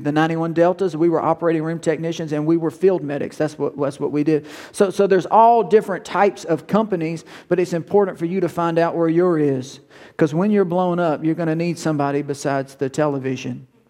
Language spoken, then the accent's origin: English; Woodworth, United States; I'm from Woodworth